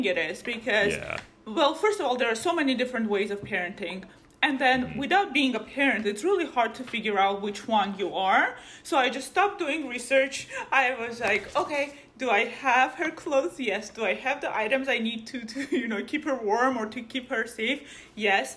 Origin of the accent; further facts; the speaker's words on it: Armenia; now in California, United States; I grew up in Armenia